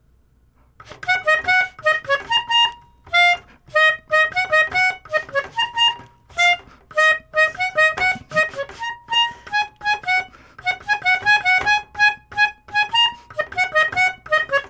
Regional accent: United Kingdom; I'm British

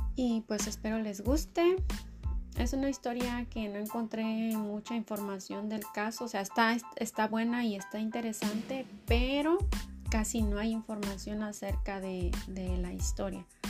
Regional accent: Michoacán, Mexico; yo soy de Michoacán

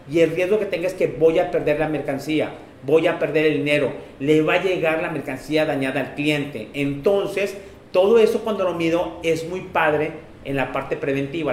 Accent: Mexico; de dónde venimos en la parte de México

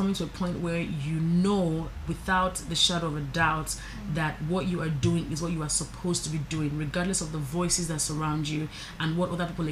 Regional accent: Nigeria; As a Nigerian, I think that we are confident, we are spirited people

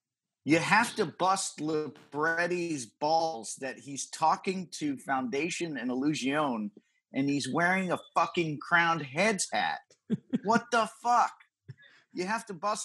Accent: Connecticut, United States; from my lands, the great state of Connecticut

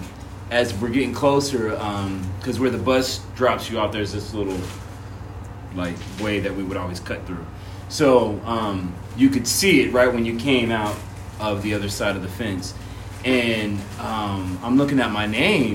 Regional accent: Arizona, United States; moved away as an adult; also born or lived in Chicago; now in Florida, United States; growing up in Arizona

